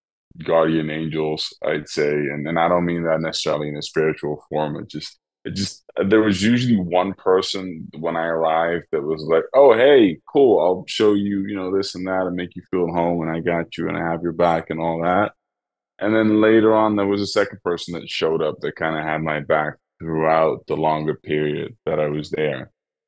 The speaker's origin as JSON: {"language": "English", "country": "Netherlands", "accent": "Dutch", "second_language": "English", "said": "But still, my Dutch accent comes out sometimes when I speak in German, I guess."}